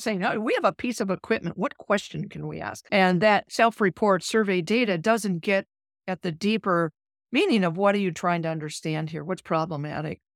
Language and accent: English; Minnesota, United States; moved away as an adult; also born or lived in Alabama / California / Nebraska; now in Omaha, United States; I'm from Minnesota